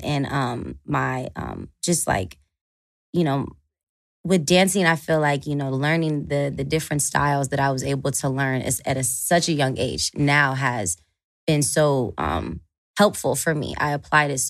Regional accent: Atlanta, Georgia, United States; I was born and raised in Atlanta, Georgia.

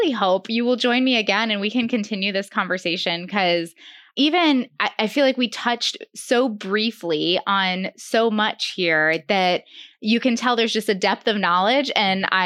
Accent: northern Illinois, United States; now in Florida, United States; I was from Illinois

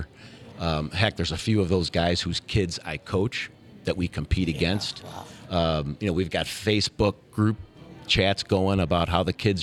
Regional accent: St. Louis, Missouri, United States; myself growing up in South County, were south of 40

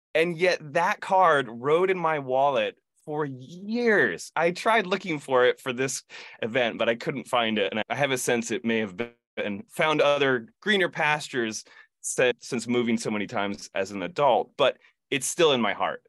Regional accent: Ithaca, New York, United States; I grew up in Ithaca, New York, home of Cornell University, Ithaca College

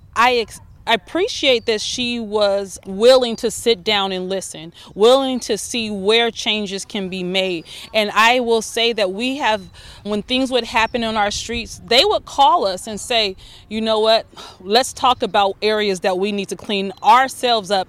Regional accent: Altadena, California, United States; we was raised in Altadena

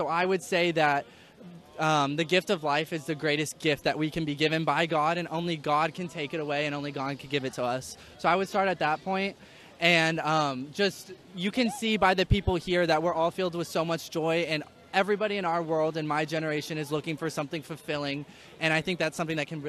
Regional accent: Texas, United States; moved away; also born or lived in Kansas; I'm from Texas, but I'm here with Benedictine College from Kansas.

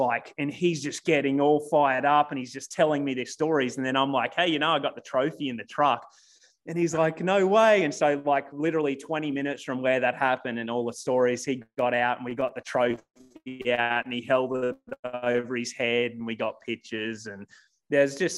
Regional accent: Australia; moved away as an adult; now in United States; I was 26, 27 years. I lived in Australia. I'd never left the country

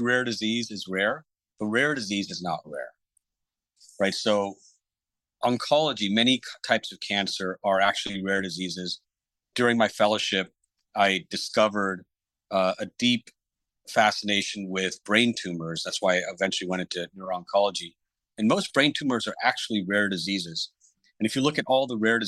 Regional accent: Fort Worth, Texas, United States; I grew up in Fort Worth, Texas

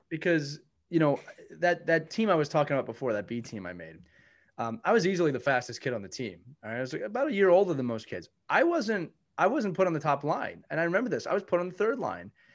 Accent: Philadelphia, Pennsylvania, United States; I'm from Philadelphia.

